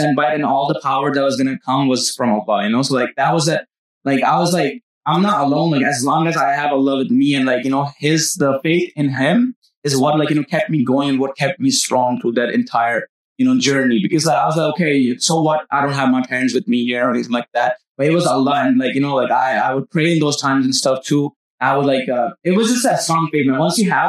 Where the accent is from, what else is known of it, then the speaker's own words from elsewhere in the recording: Pakistan; moved away; I've been through all this and you know, I came from Pakistan, like, you know, it was like all legend.